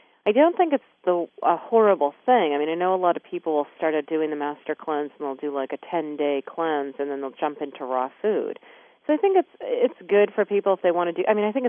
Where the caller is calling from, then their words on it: Maine, United States; also born or lived in Laguna Beach; I'm calling in from Maine.